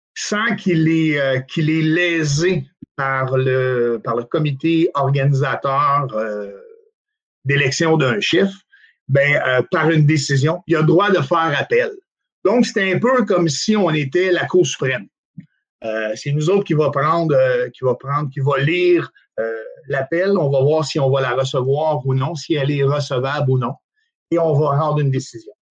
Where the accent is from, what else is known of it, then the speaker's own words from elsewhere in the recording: Outaouais, Quebec, Canada; je suis originaire de l'Outaouais